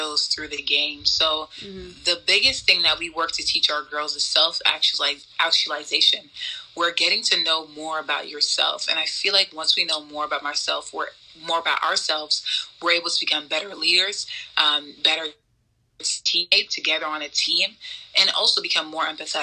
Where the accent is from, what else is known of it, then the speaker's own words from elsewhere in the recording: New York City, New York, United States; growing up in New York City